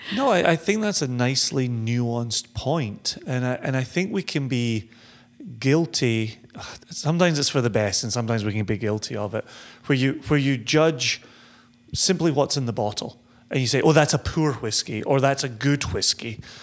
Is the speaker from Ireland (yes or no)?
no; Scotland, United Kingdom; growing up in Scotland